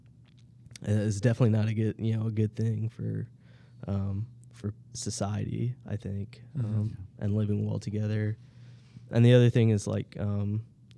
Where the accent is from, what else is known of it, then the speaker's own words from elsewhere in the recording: Georgia, Tennessee and Mississippi, the South, United States; I was born in Georgia, so I've always been a Southerner